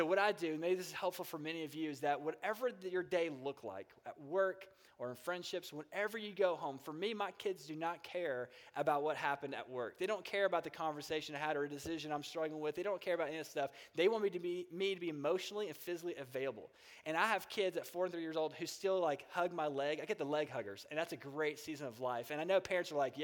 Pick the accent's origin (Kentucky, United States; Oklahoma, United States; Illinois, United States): Kentucky, United States; also born or lived in Las Vegas; my wife and I moved from Las Vegas back to our home in Kentucky